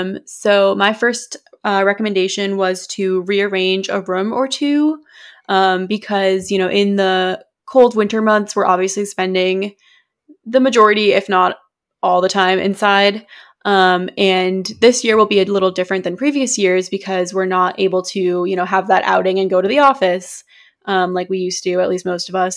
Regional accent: New England, United States; we're from New England

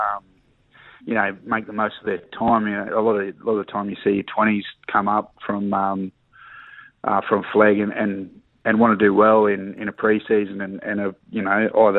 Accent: Emerald, Queensland, Australia; also born or lived in Mackay; I grew up in Emerald as a kid

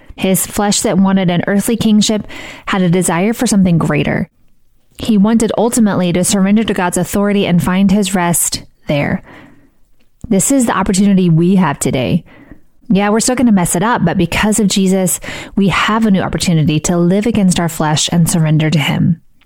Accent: Missouri, United States; I grew up in Missouri and went to college in Missouri, and I live in Missouri

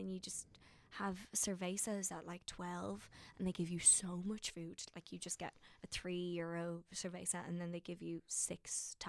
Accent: Ireland; But I'm an Irish one, so you just give me more spuds and that's all.

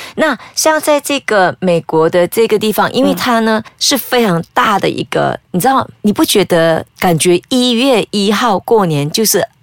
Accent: Malaysia; 我们马来西亚人

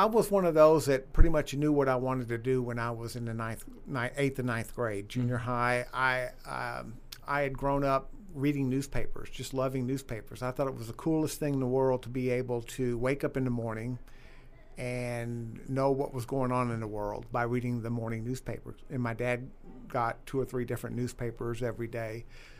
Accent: Mountain View, Arkansas, United States; So basically from junior high through high school, I grew up in Arkansas.

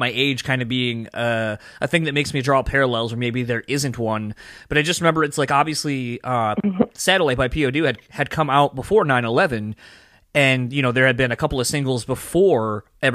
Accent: East Coast, United States; now in Grand Rapids, United States; I'm originally from the East Coast, but I live here in the Midwest in Michigan

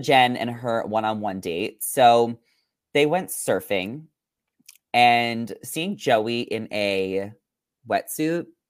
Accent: New York, United States; now in Los Angeles, United States; growing up in New York, I experienced all seasons.

